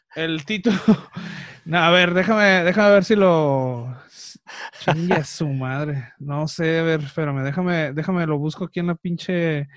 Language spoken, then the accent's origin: Spanish; Mexico; soy mexicano, me encanta el Día de Muertos